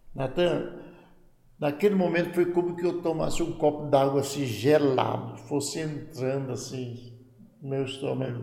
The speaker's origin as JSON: {"language": "Portuguese", "town": "Goiânia", "region": "Goiás", "country": "Brazil", "tie": "born or raised there", "also_born_or_lived": "Belém", "moved": "yes", "said": "lá em Goiânia era minha terra, né? Eu fui batizado lá"}